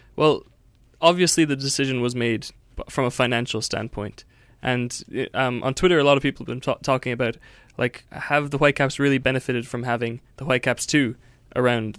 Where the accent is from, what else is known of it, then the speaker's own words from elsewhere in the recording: Cork, Munster, Ireland; my hometown of Cork